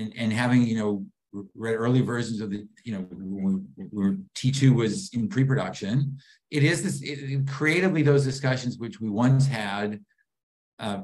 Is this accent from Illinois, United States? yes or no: no; Boston, Massachusetts, United States; I grew up in Boston, wonderful supportive parents, no money, no contacts